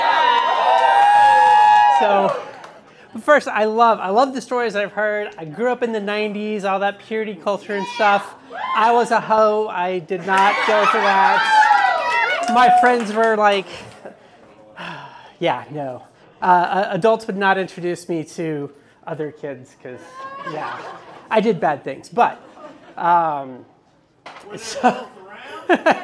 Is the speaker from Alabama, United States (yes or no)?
no; Dallas, Texas, United States; moved away; also born or lived in Pensacola, Florida; I grew up in Dallas, Texas, and then I lived in Pensacola, Florida.